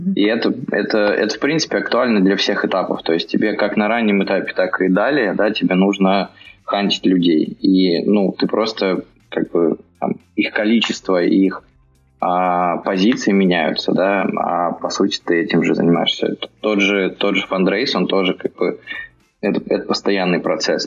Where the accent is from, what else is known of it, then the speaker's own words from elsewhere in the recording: Bryansk, Bryansk Oblast, Russia; moved away as an adult; now in Moscow, Russia; я вообще из Брянска. Приехал в Москву лет 10 назад